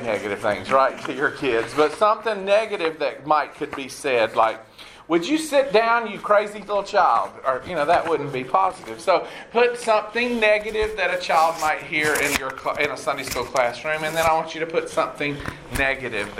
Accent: College Park, Georgia, United States; moved away as an adult; also born or lived in Atlanta, Georgia / Nashville, Tennessee; now in Houston, United States; I was born and raised in Atlanta and grew up in College Park

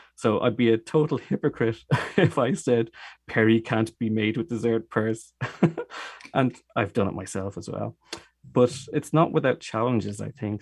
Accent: Dublin, Leinster, Ireland; accent: Irish; moved away as an adult; now in Germany; I am Irish. I'm from Dublin, and, uh, we moved to, uh, Germany thirteen years ago

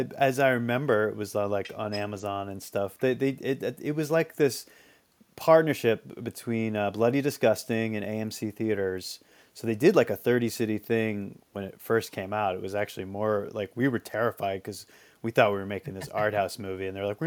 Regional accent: Marshfield, Massachusetts, United States; now in New York, United States; Okay, I grew up in Marshfield, Massachusetts. It's pretty near Plymouth. On the South Shore of Massachusetts.

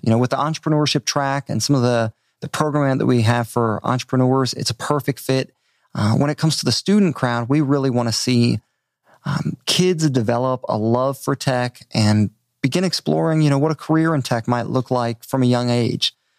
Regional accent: Maryland, United States; moved away as an adult; also born or lived in Richmond, Virginia / Outer Banks, North Carolina / upstate New York; now in Bentonville, United States; I grew up on the East Coast. Uh, Maryland is home

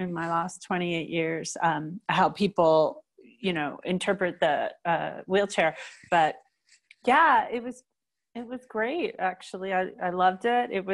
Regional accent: New Jersey, United States; also born or lived in California; now in Colorado, United States; I grew up in New Jersey and all my family was there

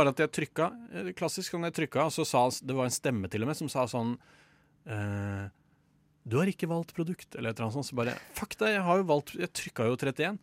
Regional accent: Norway; jeg er jo fra Norge

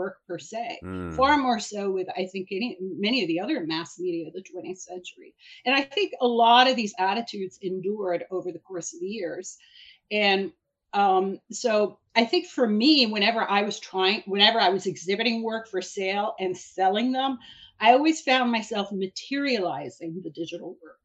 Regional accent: Iran; now in New York City, United States; I'm originally from Iran. I'm an immigrant and a political refugee, and I came to New York

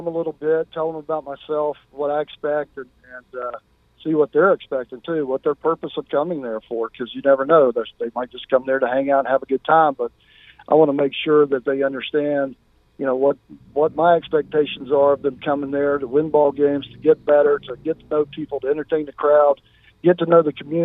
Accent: Winston-Salem, North Carolina, United States; now in Sharpsburg, United States; I grew up in Winston-Salem

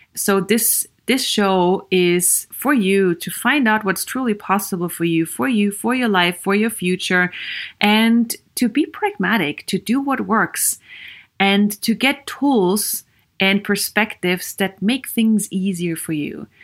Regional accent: Vienna, Austria; English is a second language; moved away as an adult; also born or lived in Sweden; I am Viennese from Austria. I grew up in Austria

